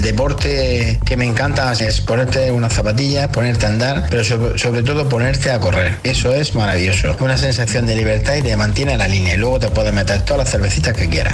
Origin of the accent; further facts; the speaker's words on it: Cartagena, Region of Murcia, Spain; now in Torrejón de Ardoz, Spain; de Cartagena y ahora de Torrejón